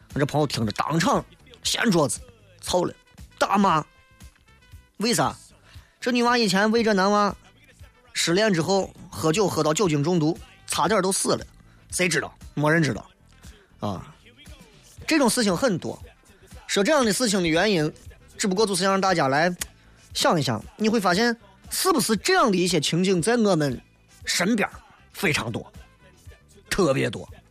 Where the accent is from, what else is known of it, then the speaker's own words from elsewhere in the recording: Xi'an, Shaanxi, China; 我是西安的，所以我就住在西安